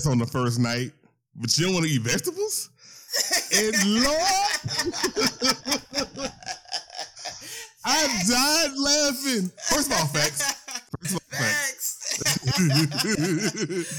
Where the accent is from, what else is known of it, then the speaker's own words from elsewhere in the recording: Louisiana, United States; moved away; I'm originally from Louisiana.